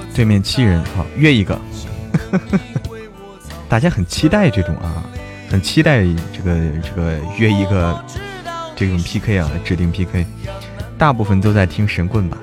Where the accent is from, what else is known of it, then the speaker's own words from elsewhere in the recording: Hebei, China; 我们老家，因为我在河北嘛